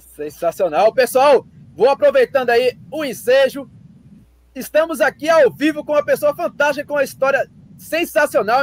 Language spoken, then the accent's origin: Portuguese; Pernambuco, Brazil; a cabeça da gente aqui no Nordeste se considera bonito Pernambuco